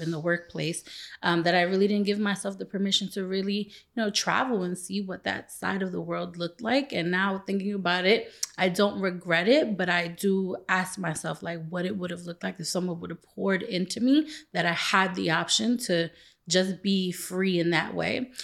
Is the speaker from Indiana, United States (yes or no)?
no; New York City, New York, United States; moved away; also born or lived in Los Angeles; I grew up in the East New York, Brownsville section of Brooklyn.